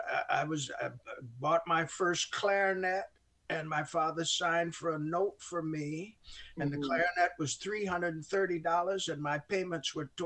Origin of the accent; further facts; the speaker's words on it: Olean, New York, United States; my hometown called Olean, New York